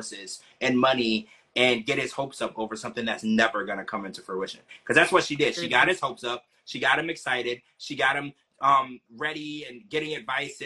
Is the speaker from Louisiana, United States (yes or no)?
yes; Louisiana, United States; I grew up in Louisiana